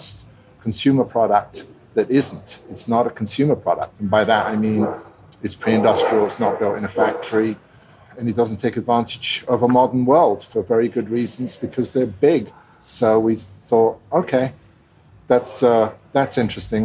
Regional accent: London, United Kingdom; also born or lived in Italy; I grew up in London, Italian guy, originally Italian parents, grew up in London back and forth, settled in at school

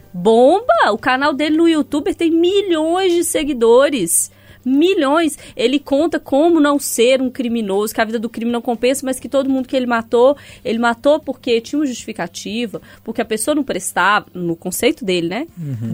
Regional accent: Sete Lagoas, Minas Gerais, Brazil; now in Belo Horizonte, Brazil; Eu já tive muitos cachorros na minha infância, muitos em Sete Lagoas

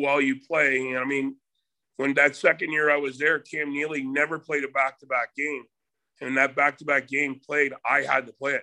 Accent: Windsor, Ontario, Canada; I'm from Windsor area, so it's right next to Detroit

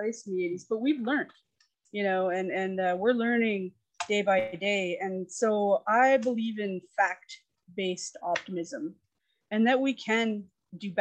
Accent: Calgary, Alberta, Canada; also born or lived in Yukon; we moved here when I was three

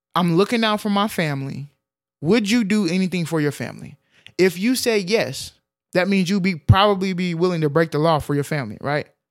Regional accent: Texas, United States; we grew up in Texas

